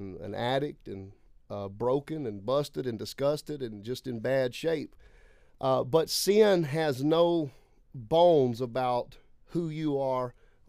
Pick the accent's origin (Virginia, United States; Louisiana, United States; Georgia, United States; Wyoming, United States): Louisiana, United States; Lake Charles; moved away; I'm from Lake Charles, Louisiana originally. I am sixth generation on both sides of my family, apostolic, tongue-talking, holy roller.